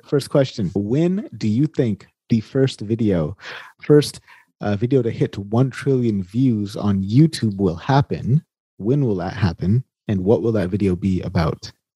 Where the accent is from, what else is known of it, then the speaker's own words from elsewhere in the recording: California, United States; I grew up in California